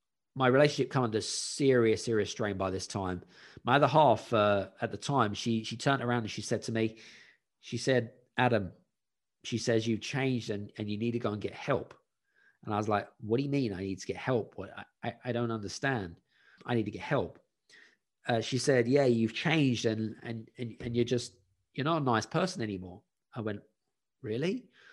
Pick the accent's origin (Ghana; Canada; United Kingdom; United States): United Kingdom; at the time I was living in Scandinavia and I wanted to move back to my home country, back to the UK.